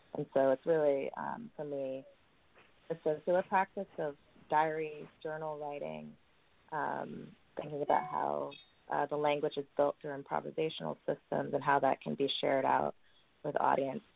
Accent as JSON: {"language": "English", "town": "New York City", "region": "New York", "country": "United States", "tie": "born or raised there", "said": "I grew up in New York City"}